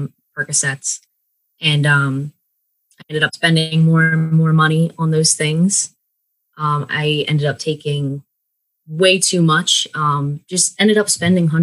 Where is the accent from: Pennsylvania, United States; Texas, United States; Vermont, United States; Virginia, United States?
Pennsylvania, United States; Bucks County; now in York, United States; I am from Bucks County. So that's where I was born and raised. Don't live there now. I live in York, Pennsylvania, but that's where I was raised